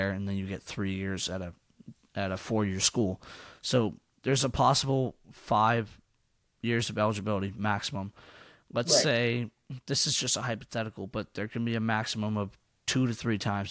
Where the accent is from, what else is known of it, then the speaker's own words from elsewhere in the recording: Massachusetts, United States; I'm from Massachusetts